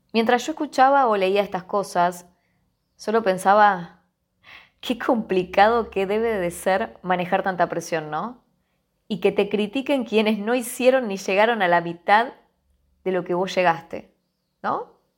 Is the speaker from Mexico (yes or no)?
no; Argentina